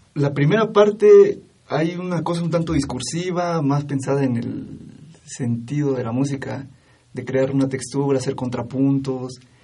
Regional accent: Oaxaca, Mexico; soy oaxaqueño

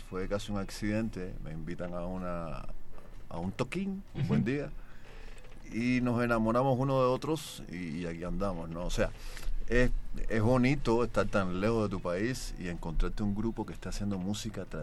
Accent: Cuba; vengo de Cuba

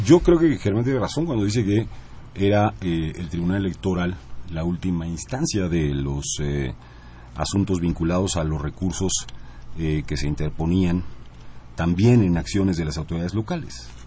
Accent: Puebla, Mexico; soy poblano

